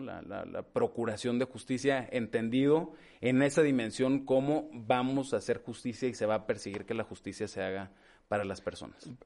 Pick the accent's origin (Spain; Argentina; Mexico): Mexico; Torreón, Coahuila; moved away as an adult; also born or lived in Gómez Palacio, Durango / Mexico City / New York; yo crecí, nací en, en Gómez Palacio Durango, en Gómez. Eh, soy el mayor, somos dos hermanos, una hermana más chica. Eh, crecimos aquí en Torreón, no obstante haber nacido en Gómez